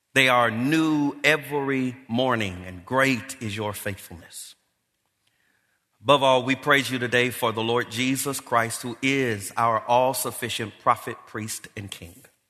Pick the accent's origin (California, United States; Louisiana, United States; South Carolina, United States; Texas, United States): California, United States; Los Angeles; I grew up here in Los Angeles